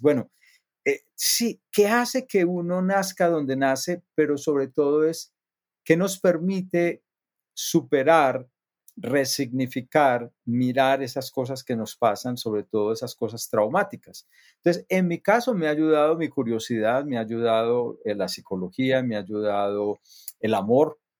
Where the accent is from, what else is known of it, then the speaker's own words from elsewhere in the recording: near Medellín, Antioquia, Colombia; yo nací en, en Colombia, cerca de Medellín, es la segunda ciudad más grande del país. Eh, crecí en una, en una comunidad de gente trabajadora.